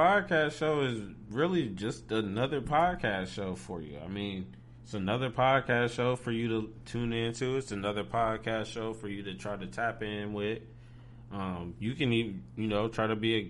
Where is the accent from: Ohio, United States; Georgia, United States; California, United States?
Ohio, United States; People say I got an accent. I'm like, bro, I'm from Ohio.